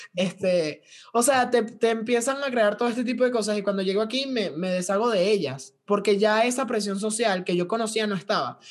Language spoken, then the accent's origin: Spanish; Valencia, Carabobo, Venezuela; now in Veracruz, Mexico; cómo se movía la sociedad valenciana en Venezuela, de donde yo vengo